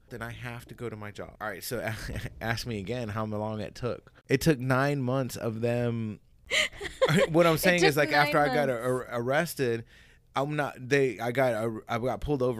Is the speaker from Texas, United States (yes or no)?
no; Hawaii, United States; I'm coming from Hawaii too, so I didn't know like all this underlying bullshit.